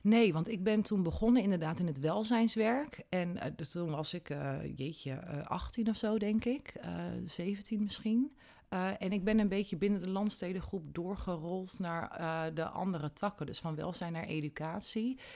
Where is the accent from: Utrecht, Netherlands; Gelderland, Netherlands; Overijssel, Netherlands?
Gelderland, Netherlands; Nunspeet; also born or lived in Elburg; ik ben in Nunspeet geboren en getogen